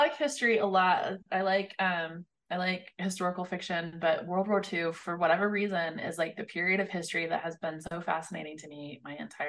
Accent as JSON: {"language": "English", "region": "Northern Arizona", "country": "United States", "tie": "born or raised there", "said": "I grew up in Northern Arizona, so right miles from the Navajo reservation."}